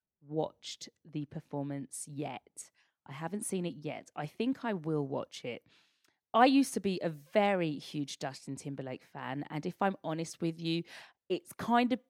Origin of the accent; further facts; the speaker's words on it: United Kingdom; as a Brit